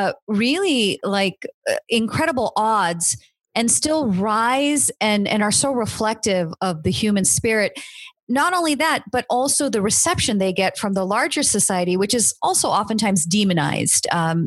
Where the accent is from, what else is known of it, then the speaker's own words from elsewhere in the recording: United States; I was born and raised in the United States